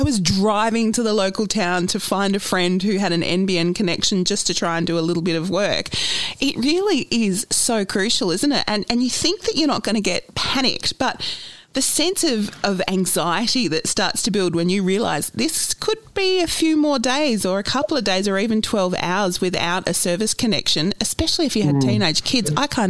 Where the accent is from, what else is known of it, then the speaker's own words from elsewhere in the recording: Adelaide, South Australia, Australia; moved away as an adult; now in Melbourne, Australia; I'm born and bred in Adelaide, haven't been there for a couple of years thanks to border closures, but really it is a stunning place to live, where we always sort of say everything's about 20 minutes from everywhere else.